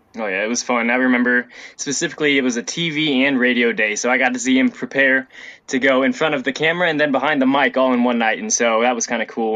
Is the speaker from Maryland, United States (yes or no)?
no; Dayton, Ohio, United States; I grew up in Dayton